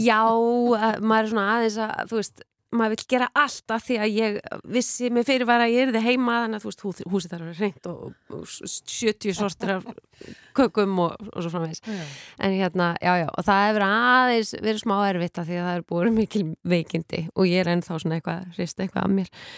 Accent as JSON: {"language": "Icelandic", "town": "Mosfellsbær", "region": "Capital Region", "country": "Iceland", "tie": "born or raised there", "said": "Ég er úr um Mósilsbænum, en reyndar Mósilsveitinni"}